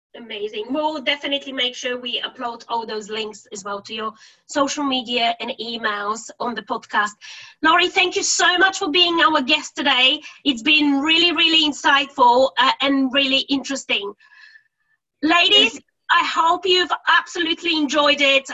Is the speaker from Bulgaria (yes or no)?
yes; Bulgaria; now in United Kingdom; I'm originally from Bulgaria and I've lived now um, in the UK for over 15 years.